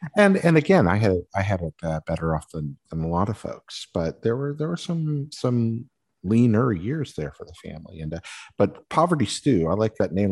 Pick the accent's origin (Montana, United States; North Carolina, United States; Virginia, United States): North Carolina, United States; Western; I grew up in Western North Carolina